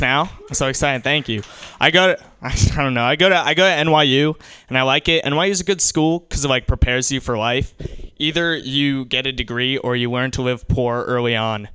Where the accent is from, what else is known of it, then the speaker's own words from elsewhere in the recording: New York, United States; I'm from New York